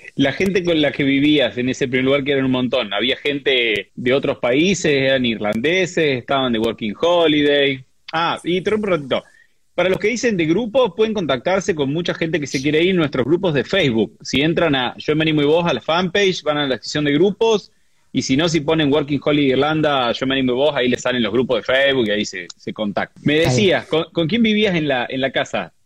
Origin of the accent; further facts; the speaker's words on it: Córdoba, Argentina; cordobesa también